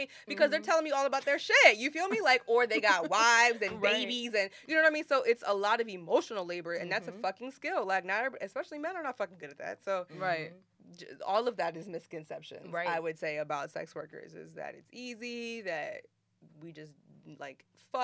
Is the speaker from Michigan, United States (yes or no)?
no; Maryland, United States; now in Miami, United States; I'm from Maryland